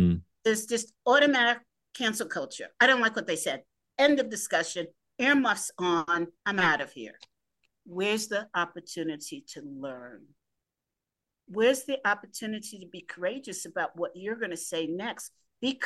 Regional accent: New York City, New York, United States; I grew up in the Greenwich Village area

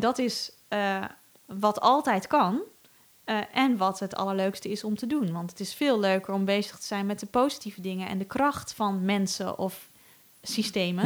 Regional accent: Netherlands; als Nederlander slash rijke westerling

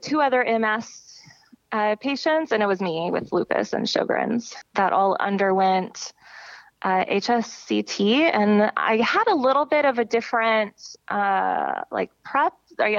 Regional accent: United States; I'm their like first one from the United States

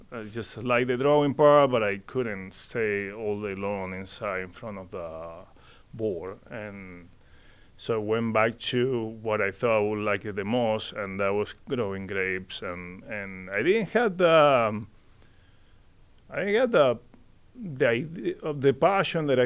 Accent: Mendoza, Argentina; Mendoza, uh, which is the wine country down in Argentina, biggest producer of wine right there.

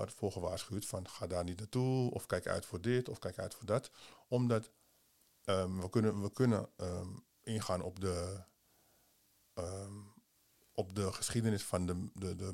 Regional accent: Suriname; Nou, het ging, het ging erom dat, dat wij als Surinamers... Mhm. door onze Surinaamse ouders en familieleden...

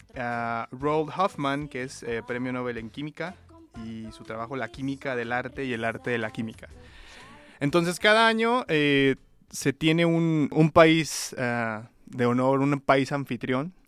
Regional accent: León, Guanajuato, Mexico; moved away as an adult; also born or lived in Mexico City; now in Reno, United States; León, Guanajuato, de donde soy eh, originario. Bueno, soy criado, pero nacido en la Ciudad de México

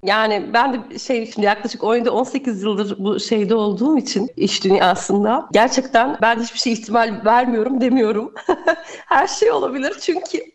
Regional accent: Erzurum, Turkey; ben Erzurumluyum. Evet. Daha aslen işte Trabzon

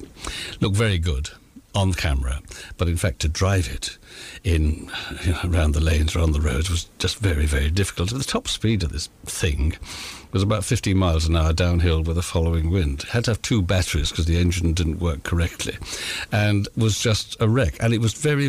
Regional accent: St Austell, South West England, United Kingdom; moved away; I come from St Austell in Cornwall, the attractive part of Cornwall, of course

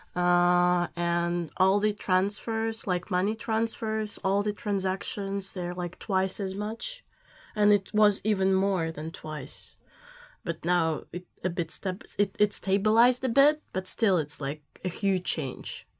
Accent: Saint Petersburg, Russia; moved away; I come from Saint Petersburg, Russia

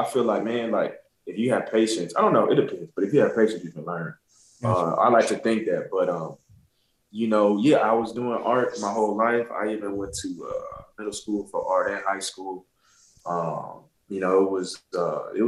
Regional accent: Montgomery, Alabama, United States; I grew up in Alabama, too. I grew up in Montgomery

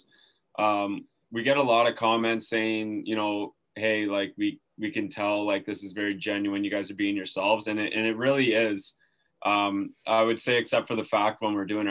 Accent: Hamilton, Ontario, Canada; I'm from Hamilton, Ontario. It's just south of Toronto

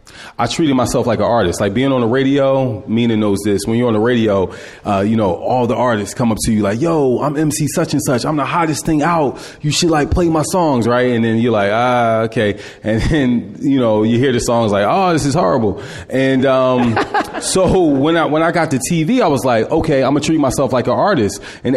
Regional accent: Philadelphia, Pennsylvania, United States; Germantown, Walnut Lane and Magnolia.

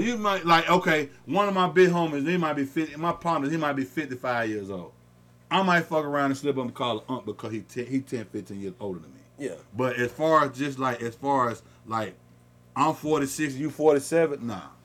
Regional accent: the South, United States; we're from the South

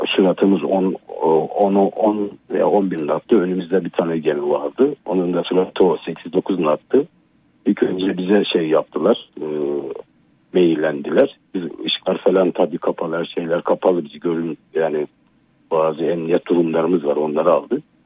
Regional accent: Görele, Giresun, Turkey; ben Karadenizliyim Giresun Göreleliyim ben. Giresun Göreli'de e, doğdum.

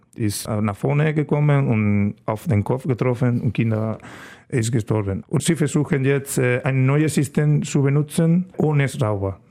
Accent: Estepa, Andalusia, Spain; German is a second language; moved away as an adult; now in Germany; meine Heimat äh, heißt Estepa. Das ist ein kleines Dorf in der Sevilla-Region

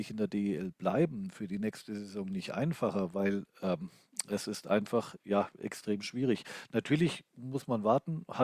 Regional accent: Bavaria, Germany; da bin ich als Franke auch raus.

